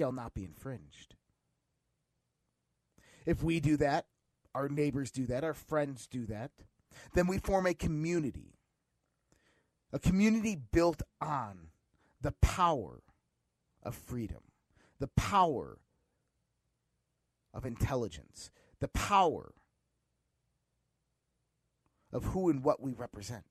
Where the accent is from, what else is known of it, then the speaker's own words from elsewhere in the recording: Caledonia, United States; I'm from Caledonia